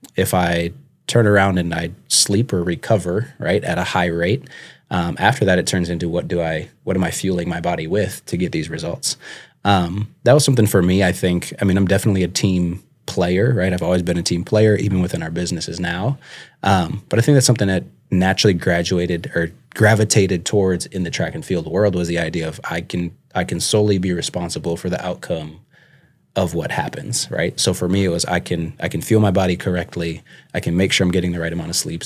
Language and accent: English; St. Louis Park, Minnesota, United States; moved away as an adult; also born or lived in Buffalo, Minnesota / Mankato, Minnesota; now in Sioux Falls, United States; I'm originally from Minnesota, so I grew up in the Twin Cities area. Um, was born and raised